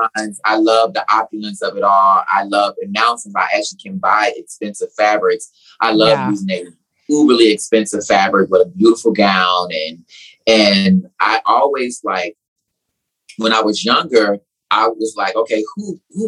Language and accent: English; Nashville, Tennessee, United States; moved away as an adult; also born or lived in South Carolina; now in Atlanta, United States; I'm from Tennessee